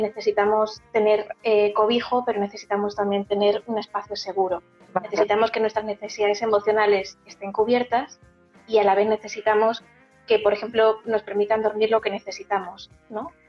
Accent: Castilla-La Mancha, Spain; yo soy manchega

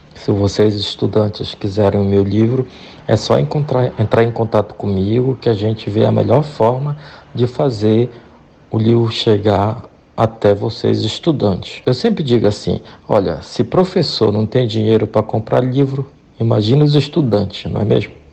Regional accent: Monte Alegre, Pará, Brazil; lá no interior, Lá na minha cidade, Monte Alegre, no estado do Pará, na escola primária

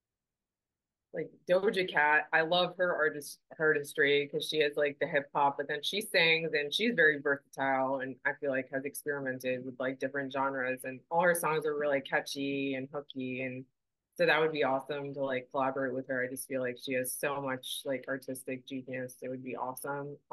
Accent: East Coast, United States; moved away; I'm from the East Coast originally

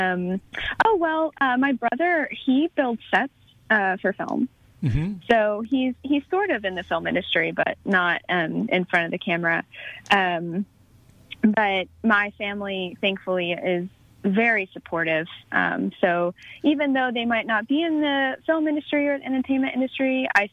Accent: Douglasville, Georgia, United States; I grew up in Douglasville, Georgia

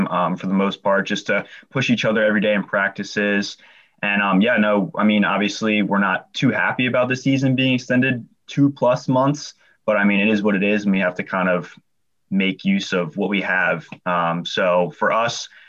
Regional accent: Bel Air, Maryland, United States; It's a pretty small town, honestly. I grew up there my whole life

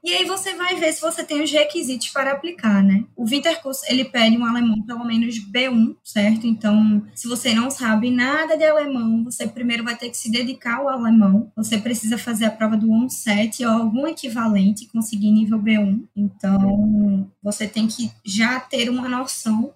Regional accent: Recife, Pernambuco, Brazil; Sou de Recife, nascida em Recife, moro em Recife minha vida toda

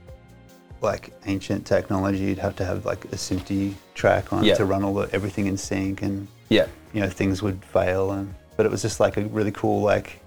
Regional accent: Preston, Victoria, Australia; I grew up in East Preston

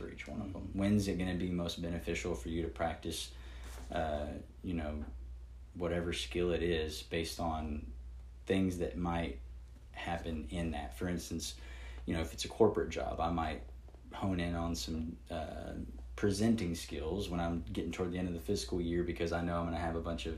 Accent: the South, United States; I grew up down here in the South

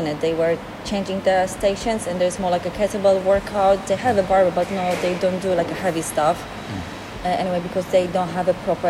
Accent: Poland; English is a second language; moved away as an adult

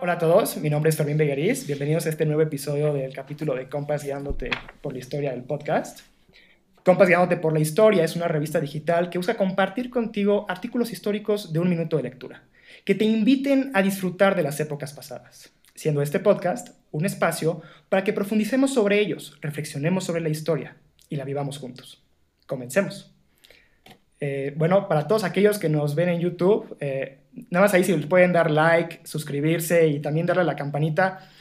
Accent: Mexico; la tradición vinícola que tenía o que tiene nuestro país todavía

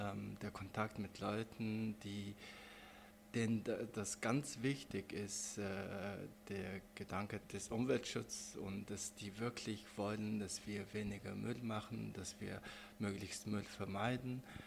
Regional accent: Mongolia; now in Germany; ich bin selber Mongole. Und da bin ich von der Landschaft meines, äh, meiner Heimat sehr äh, fasziniert

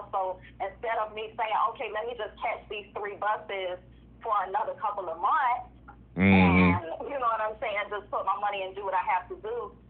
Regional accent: Hollywood, Florida, United States; also born or lived in Hallandale Beach, Florida; I'm 36 years old. I was born in Hollywood, Florida, at Memorial Hospital. I grew up a lot of different places. I wouldn't say I had one specific area, but Hollandale, Hollywood

